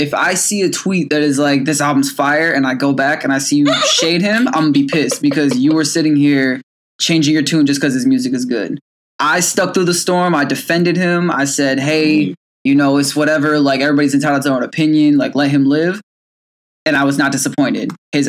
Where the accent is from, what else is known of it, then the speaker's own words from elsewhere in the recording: Illinois, United States; moved away; Shout out to the 217. That's my hometown.